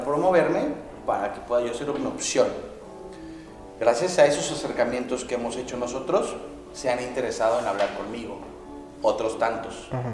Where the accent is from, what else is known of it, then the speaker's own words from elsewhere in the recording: Mexico; moved away as an adult; now in Malaysia; yo soy mexicano, yo soy orgullosamente mexicano.